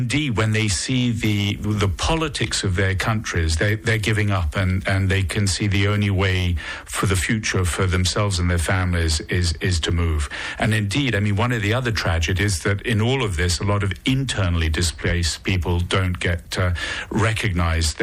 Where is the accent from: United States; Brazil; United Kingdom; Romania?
United Kingdom; now in Monaco; I've become Monegasque. I'm not sure if I can still be called British.